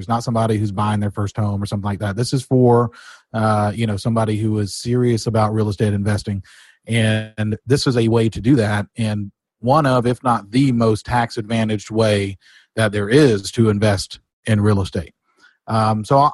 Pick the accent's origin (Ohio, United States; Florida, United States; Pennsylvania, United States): Florida, United States; Pensacola; I'm born and raised in Pensacola.